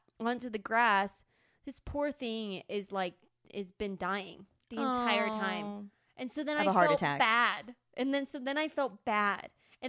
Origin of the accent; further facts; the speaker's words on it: Apple Valley, United States; I grew up in Apple Valley.